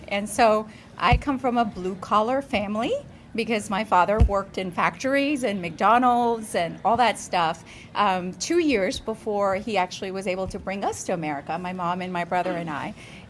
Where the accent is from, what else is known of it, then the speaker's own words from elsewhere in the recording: India; as every Indian kid, you become either a doctor, nurse, or an engineer.